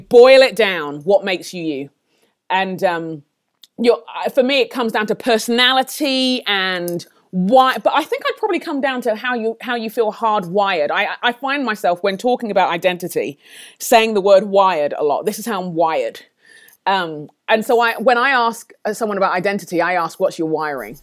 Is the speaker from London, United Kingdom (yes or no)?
yes; London, United Kingdom; born or raised there; moved away as an adult